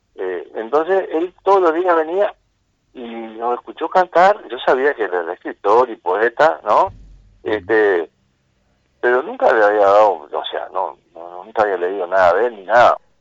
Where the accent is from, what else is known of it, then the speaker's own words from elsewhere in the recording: Rocha, Uruguay; yo soy acá de Rocha